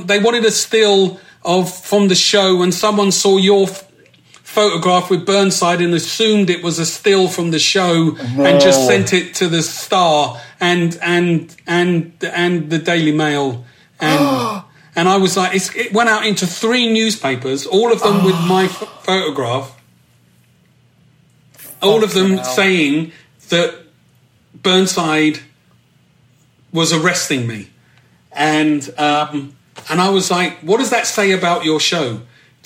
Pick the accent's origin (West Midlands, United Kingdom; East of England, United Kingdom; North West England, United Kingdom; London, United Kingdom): London, United Kingdom; moved away as an adult; I saw myself very much as a Londoner